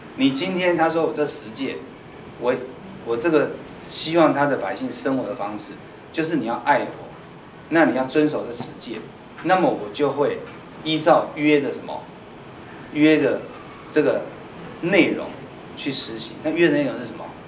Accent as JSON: {"language": "Chinese", "country": "Taiwan", "said": "我们台湾人"}